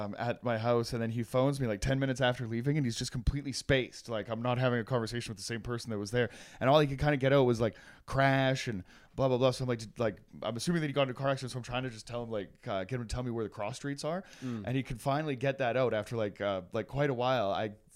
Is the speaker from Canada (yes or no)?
yes; Canada; growing up in Canada